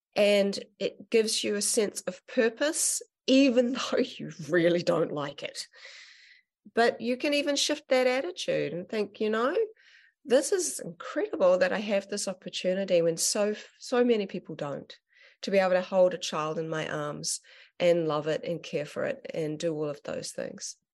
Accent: Auckland, New Zealand; I ended up going back up to, to my hometown and up in Auckland.

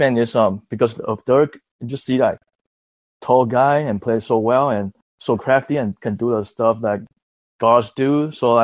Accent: Taiwan; now in Los Angeles, United States; I'm from Taiwan, but I live in LA.

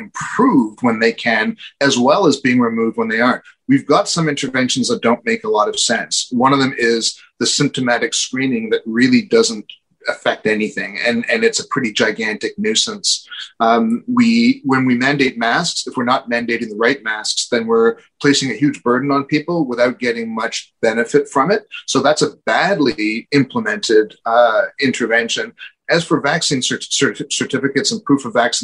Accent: Canada; as a Canadian

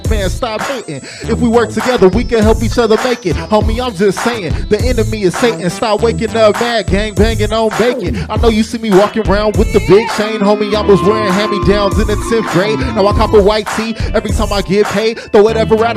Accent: Long Beach, California, United States; I'm from Long Beach. That's Crip City, but I don't bang

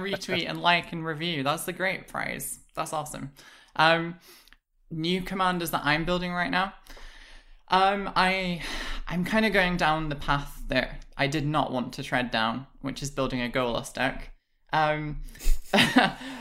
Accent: United Kingdom; I'm British

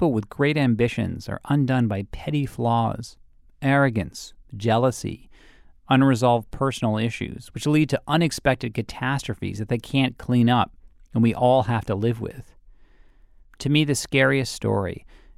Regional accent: Massachusetts, United States; I grew up in Massachusetts.

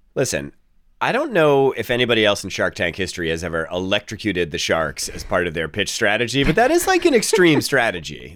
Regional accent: Boston, Massachusetts, United States; I'm the guy from Boston

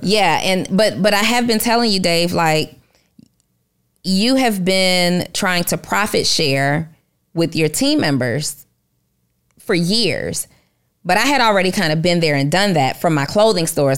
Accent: Atlanta, Georgia, United States; I grew up in Atlanta

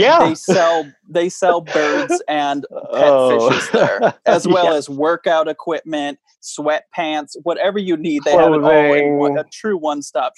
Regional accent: Michigan, United States; my home state of Michigan.

